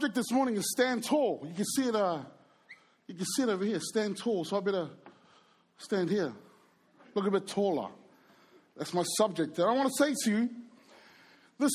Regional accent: New Zealand; I was brought up in New Zealand. I was born in New Zealand.

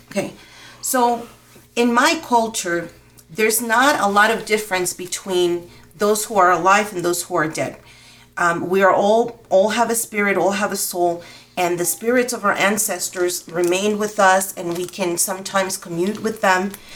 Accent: Dominican Republic; now in Albuquerque, United States; I'm from the Dominican Republic and I was um, raised in the Yoruba religion

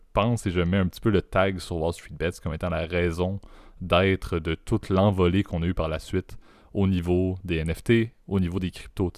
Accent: Canada; en tant que bon Canadien pacifiste

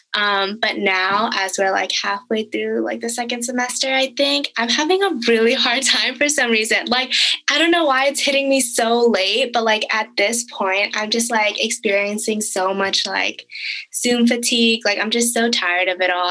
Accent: the Bay Area, California, United States; I am from the Bay Area

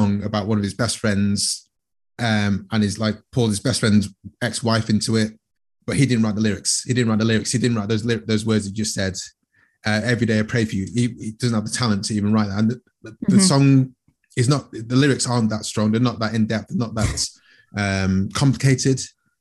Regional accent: Manchester, North West England, United Kingdom; I grew up in Manchester

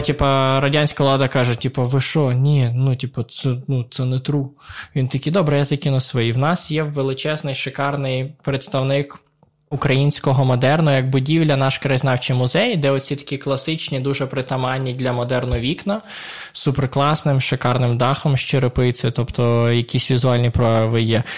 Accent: Poltava, Poltava Oblast, Ukraine; moved away as an adult; also born or lived in Dnipro; я виріс в Полтаві доволі українським українцем

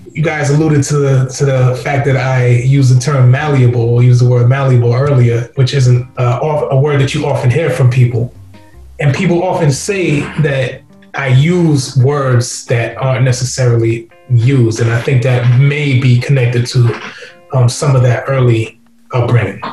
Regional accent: New York City, New York, United States; also born or lived in England / Guyana (ancestry); Growing up in Queens, my brothers

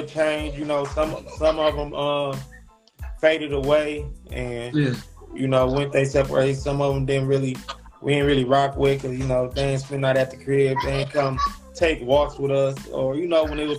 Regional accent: Detroit, Michigan, United States; I'm from Detroit, man. 6 Mile, man, at the East Side

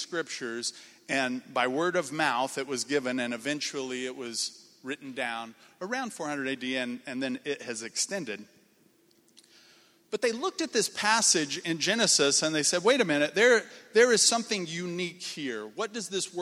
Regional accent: Indiana, United States; moved away; also born or lived in Minnesota; I grew up in Indiana, came to Crown

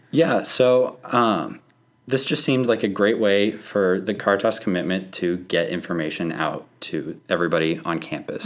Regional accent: Oklahoma, United States; moved away; I'm from Oklahoma

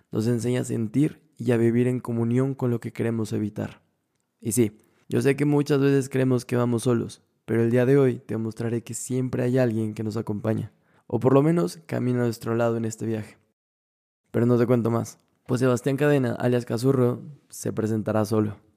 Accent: Ecuador; Sí, yo nací en Ecuador.

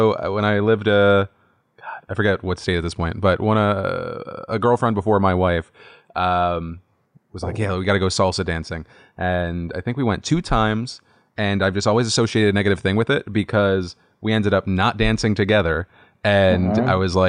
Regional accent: North Carolina, United States; Cause I remember like when I was growing up in North Carolina, if I wanted to dance

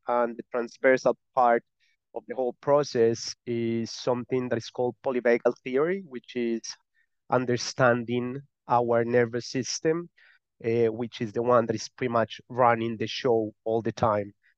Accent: Colombia; accent: Spanish; English is a second language; now in Malta; I'm not from Malta. I'm from Colombia. I live in Malta.

